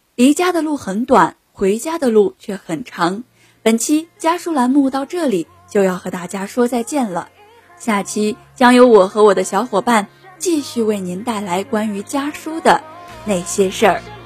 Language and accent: Chinese; Shijiazhuang, Hebei, China; moved away as an adult; now in Nanjing, China; 来自河北石家庄，我在南京大学，距离我的家乡八百六十六公里